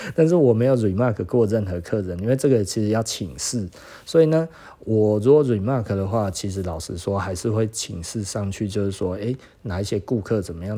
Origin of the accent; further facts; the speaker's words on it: Taiwan; 我们台湾人自己的眼光